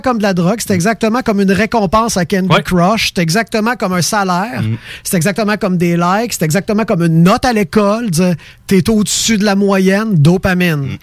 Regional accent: Quebec, Canada; accent: Québécois; notre accent

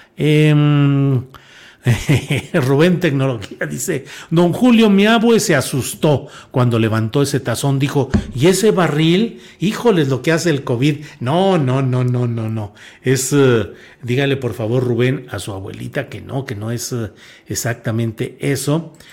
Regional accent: Torreón, Coahuila, Mexico; Coahuila, mi estado natal y mi tierra natal específicamente, Torreón, Coahuila

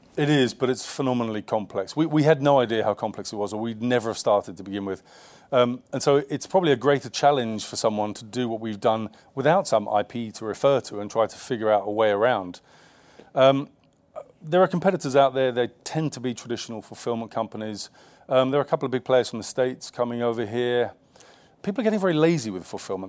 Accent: London, United Kingdom; I grew up in the East End of London

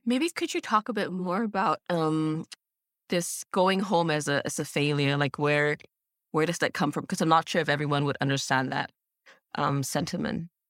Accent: Singapore; moved away as an adult; now in Berlin, Germany; growing up in Singapore

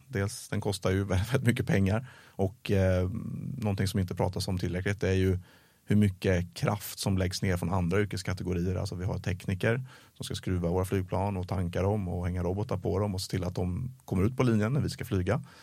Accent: Sweden; som svensk

